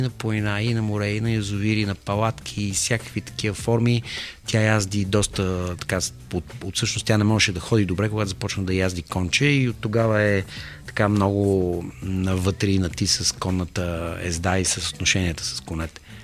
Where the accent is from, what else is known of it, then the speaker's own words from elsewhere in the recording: Bulgaria; сме на Балканите и че сме българи